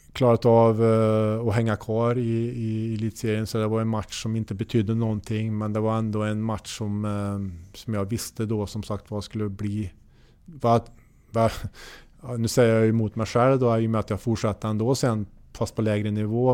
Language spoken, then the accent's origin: Swedish; Hammarö, Värmland, Sweden; jag gick i skolan på gymnasiet ute på Hammarö där jag är uppvuxen